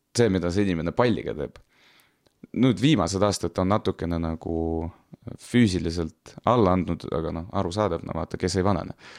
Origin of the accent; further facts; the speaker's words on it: Tartu, Tartu County, Estonia; mina ise olen pärit nagu Annelinnast